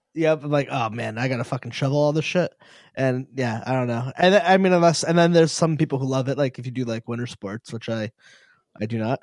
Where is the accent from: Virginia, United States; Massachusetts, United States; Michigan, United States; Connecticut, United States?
Connecticut, United States; now in Rhode Island, United States; I'm from New England. I, I, I'm from Connecticut. I live in Rhode Island